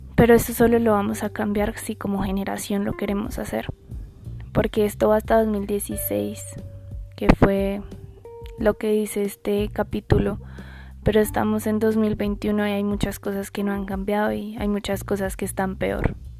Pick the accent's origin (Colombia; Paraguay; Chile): Colombia